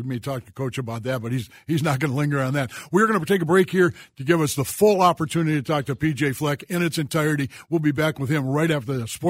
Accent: Minnesota, United States; To have the sinking feeling is being Minnesotan. I mean, we are born with a sinking feeling.

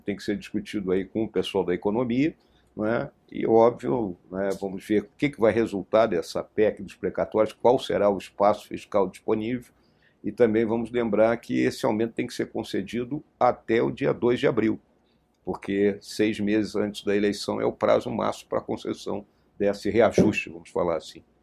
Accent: Rio Grande do Sul, Brazil; moved away; also born or lived in Rio de Janeiro; Rio Grande do Sul, meu estado natal

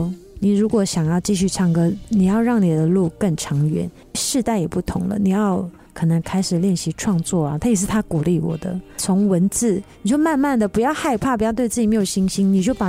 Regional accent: Taiwan; 因为我们原住民，我们部落每个人都很爱唱歌啊

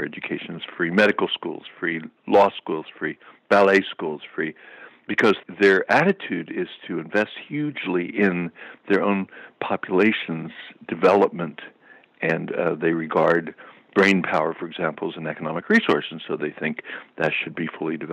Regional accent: United States; as an American, as a U.S. person

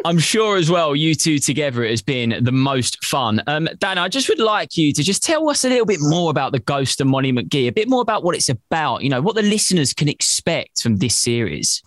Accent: United Kingdom; now in London, United Kingdom; being British and living in Britain and living in London myself

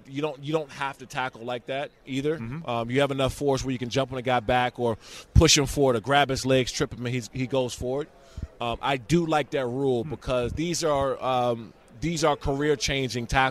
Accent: Prince George's County, Maryland, United States; I'm from Prince George's County, mm-hmm. Maryland

